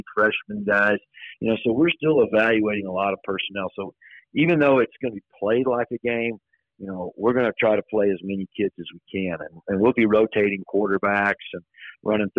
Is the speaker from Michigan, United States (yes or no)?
no; Texas, United States; moved away as an adult; now in Riverton, United States; So I was born and raised in Texas, grew up in a teaching and coaching family